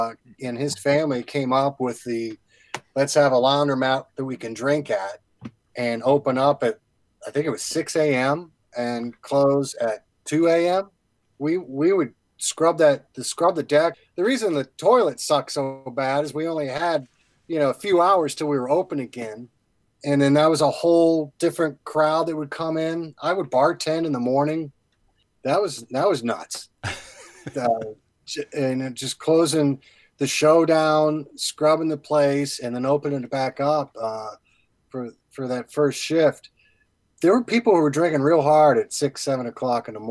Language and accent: English; Madison Township, Ohio, United States; moved away as an adult; also born or lived in Oxford, Ohio; now in Cincinnati, United States; I grew up in Madison Township, went to school in Oxford.